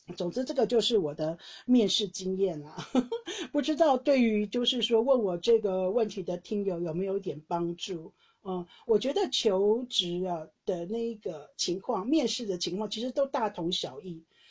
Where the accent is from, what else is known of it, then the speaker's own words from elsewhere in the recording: Taiwan; moved away as an adult; now in Netherlands; 我是台湾人